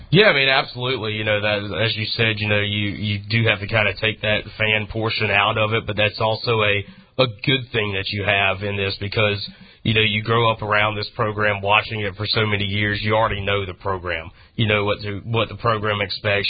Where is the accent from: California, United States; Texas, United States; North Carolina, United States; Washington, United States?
North Carolina, United States; Greenville; growing up in Greenville and being around it for so many years